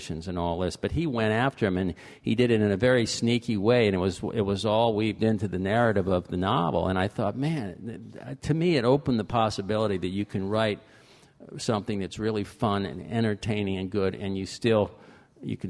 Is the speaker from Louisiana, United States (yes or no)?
no; Fort Lauderdale, Florida, United States; I was born in Fort Lauderdale, and I grew up there